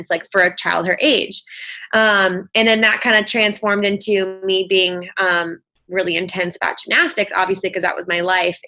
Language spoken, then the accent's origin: English; Michigan, United States; I grew up in Michigan. I'm in a small town kind of near Lansing